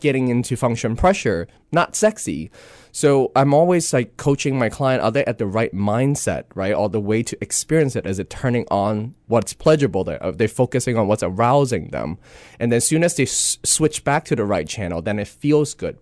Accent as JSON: {"language": "English", "country": "Hong Kong", "tie": "born or raised there", "moved": "yes", "said": "growing up in Hong Kong, you kinda have this East and West, you know, meet"}